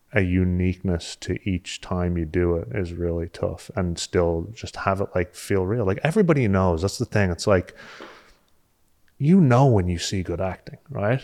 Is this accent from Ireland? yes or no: yes; just south of Dublin, born in Dalgony, Leinster, Ireland; moved away; also born or lived in Limerick (parents) / New York, United States; I'm actually from just south of Dublin. Uh, I was born in Dalgony, which is, like, in the Wicklow Mountains